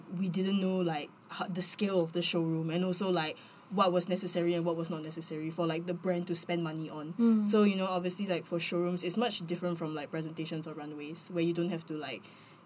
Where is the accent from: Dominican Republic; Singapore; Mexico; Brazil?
Singapore; we say Singapore